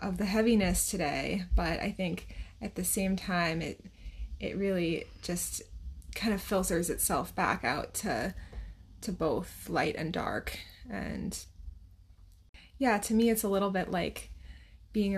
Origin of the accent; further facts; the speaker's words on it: New Hampshire, United States; And I'm from New Hampshire